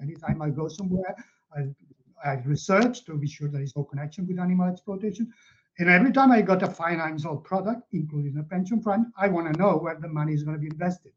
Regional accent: Catalonia, Spain; moved away as an adult; also born or lived in Barcelona; now in United Kingdom; I'm originally from Catalonia and I live in the UK, but I grew up there.

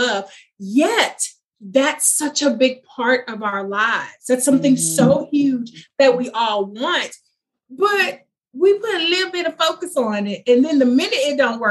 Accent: Houston, Texas, United States; I'm from Houston

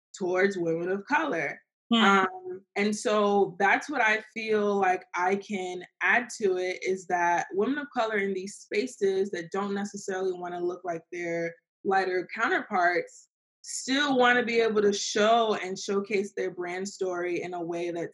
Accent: Fort Lauderdale, Florida, United States; Fort Lauderdale

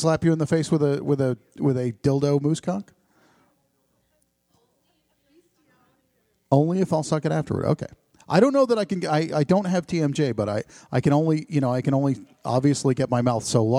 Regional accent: New Jersey, United States; now in Ohio, United States; I'm from New Jersey

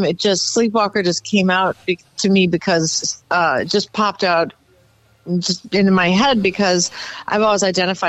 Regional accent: St. Louis, Missouri, United States; moved away; I grew up in St. Louis, as you know. And when I was little, I lived in the Central West End

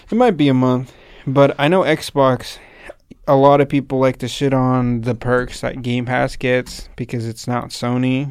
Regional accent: Salinas, California, United States; I'm from Salinas

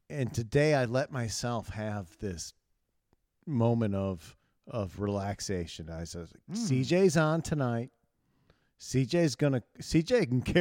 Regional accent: Chicago, Illinois, United States; I'm fucking, I'm from Chicago.

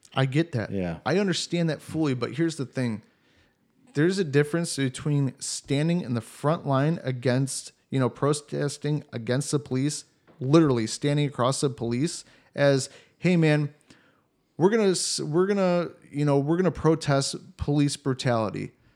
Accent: Cleveland, Ohio, United States; moved away as an adult; also born or lived in Columbus, Ohio; now in Germany; where I grew up in Cleveland

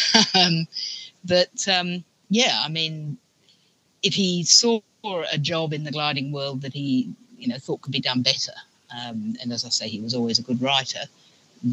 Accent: Australia; born or raised there; also born or lived in England

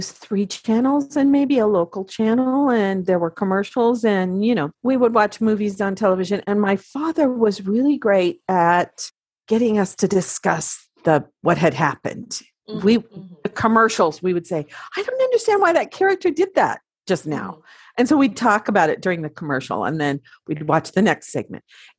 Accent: Oregon, United States; also born or lived in Washington; I grew up in the Pacific Northwest of the United States in the states of Oregon and Washington.

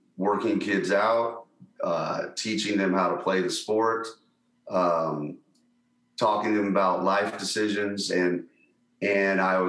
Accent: Las Vegas, Nevada, United States; I grew up here in Vegas, Las Vegas

